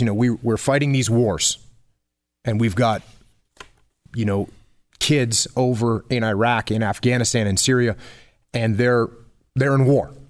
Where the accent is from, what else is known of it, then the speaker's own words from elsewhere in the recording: New England, United States; I grew up in New England